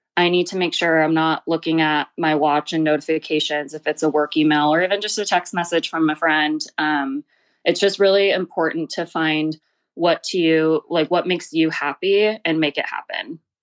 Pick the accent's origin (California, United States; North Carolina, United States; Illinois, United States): California, United States; Glendale; I grew up in Glendale, California, so not too far from downtown L